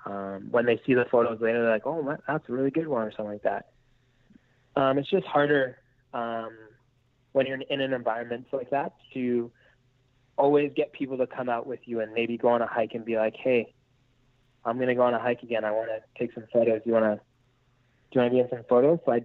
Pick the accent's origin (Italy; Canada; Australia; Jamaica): Canada; moved away; I'm Canadian